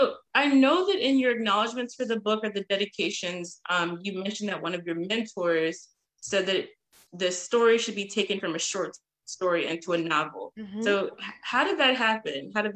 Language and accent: English; Texas, United States; So I'm originally from Texas